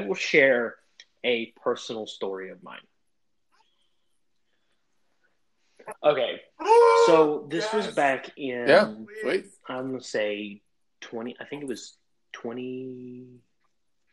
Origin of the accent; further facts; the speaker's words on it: Crossville, United States; my hometown of Crossville